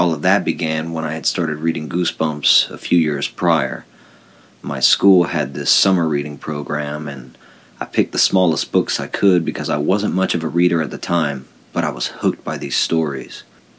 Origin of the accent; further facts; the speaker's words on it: Mamou, Louisiana, United States; I was born in a small town, Mamou, Louisiana, population of less than 4,000 people, and it prides itself on being the Cajun music capital of the world.